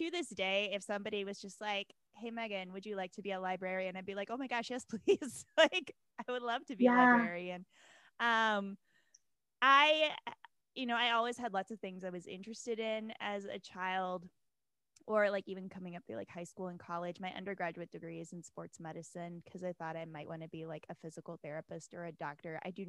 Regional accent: the South, United States; now in Milwaukee, United States; I live in Milwaukee, Wisconsin, but I'm a transplant from the South. So I am both equally fierce about the Midwest and about the South.

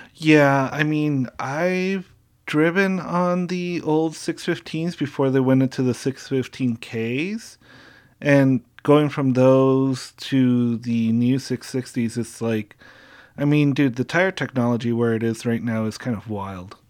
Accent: Southern California, United States; I'm from SoCal

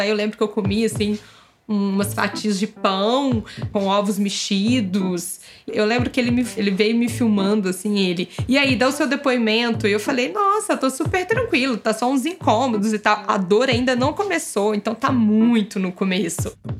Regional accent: Belo Horizonte, Minas Gerais, Brazil; moved away as an adult; also born or lived in São Paulo; a gente resolveu vir para Belo Horizonte passar a pandemia aqui, com a nossa família, porque somos de BH.

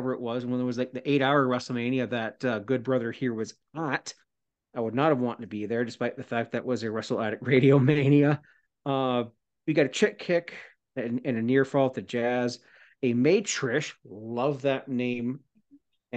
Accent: Canada

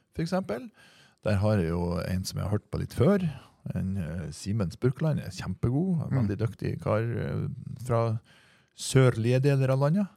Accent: near Trondheim, Trøndelag, Norway; accent: Trønder; moved away; det her foregikk i Trondheim byen. Mm. Ja, det var ikke så langt unna hjemplassen min

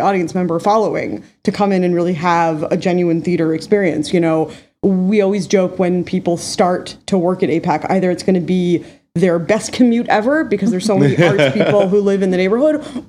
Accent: New York City, New York, United States; also born or lived in New England; I grew up in New York City

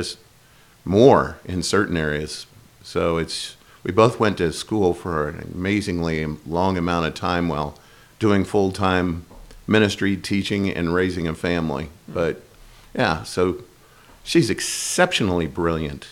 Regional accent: the Northwest, Pacific Northwest, United States; moved away as an adult; also born or lived in Florida; now in Boise, United States; we're all from the Northwest

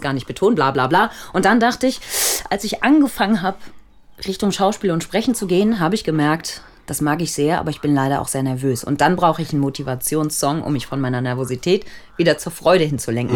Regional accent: Neumünster, Schleswig-Holstein, Germany; now in Hamburg, Germany; ich komme aus Neumünster

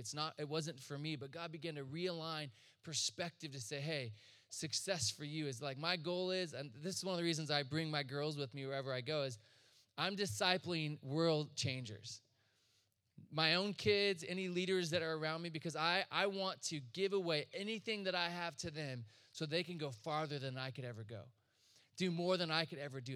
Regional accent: Chico, California, United States; I'm from Northern California, Chico. And they just started a church in their living room with some friends. So I just grew up around ministry and all this

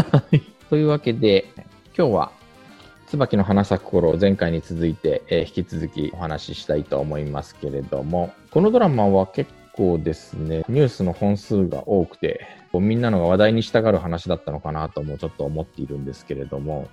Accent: Japan; also born or lived in South Korea; 日本生まれ韓国在住経験があり

